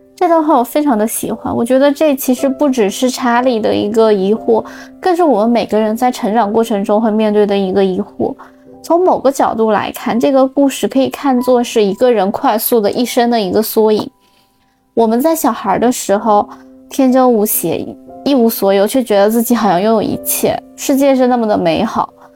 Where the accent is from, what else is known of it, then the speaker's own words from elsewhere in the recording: Xinjiang, China; moved away; 我的家乡新疆